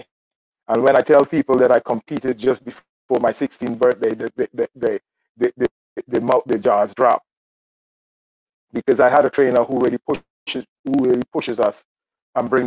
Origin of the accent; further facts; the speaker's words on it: Guyana; now in United States; I'm from Guyana. I now reside in the United States.